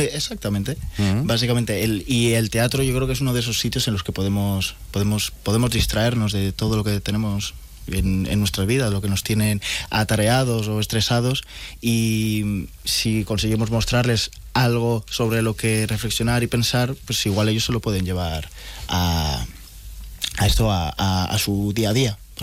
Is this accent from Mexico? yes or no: no; León, Castile and León, Spain; moved away as an adult; also born or lived in Madrid / Jerez; soy de León